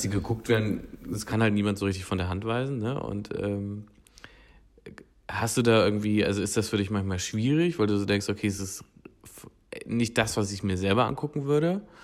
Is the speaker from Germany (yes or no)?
yes; Hildburghausen, Thuringia, Germany; moved away; ich bin in Thüringen aufgewachsen, in Hildburghausen